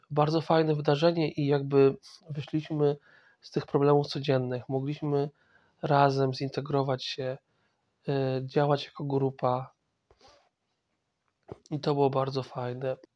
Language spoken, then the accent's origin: Polish; Masovian Voivodeship, Poland; born there; E, ja pochodzę z, znaczy urodziłem się w, w dużym mieście na Mazowszu, ale moja rodzina pochodzi z wiosek, wsi